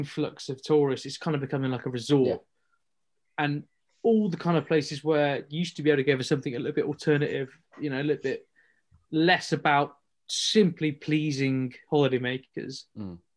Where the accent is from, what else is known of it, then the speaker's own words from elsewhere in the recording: Burton upon Trent, West Midlands, United Kingdom; now in Cornwall, United Kingdom; I'm from Burton, which is, you know, the home of British brewing